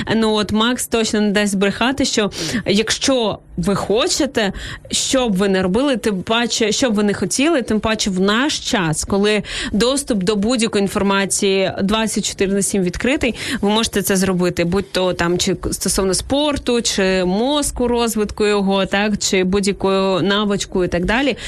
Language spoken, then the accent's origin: Ukrainian; Izmail, Odesa Oblast, Ukraine; now in Kyiv, Ukraine; Ізмаїла, мого рідного міста.